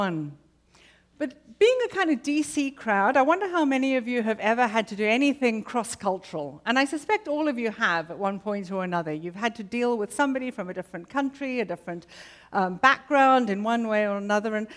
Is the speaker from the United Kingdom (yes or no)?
yes; United Kingdom; now in Arlington, United States; as a Brit living in America